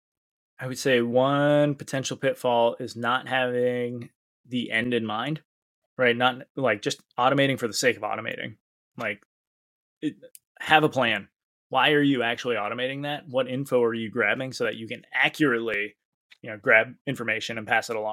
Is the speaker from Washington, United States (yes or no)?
no; Maine, United States; I could forget the E because I'm from Maine, right?